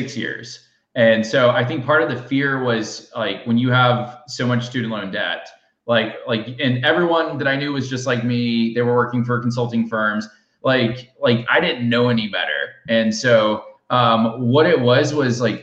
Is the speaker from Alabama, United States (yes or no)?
yes; Alabama, United States; now in Austin, United States; I'm in Alabama right now because I grew up in Alabama